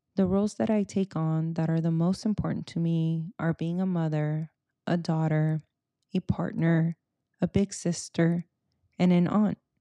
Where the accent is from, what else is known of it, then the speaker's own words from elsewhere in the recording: Silicon Valley, California, United States; first language Spanish; English is a second language; I'm a first-gen Mexicana-Americana, born and raised in the Silicon Valley